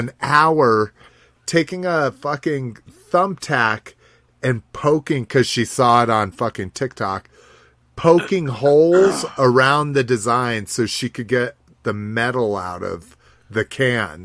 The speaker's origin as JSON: {"language": "English", "region": "Southwest", "country": "United States", "tie": "born or raised there", "said": "growing up in the Southwest"}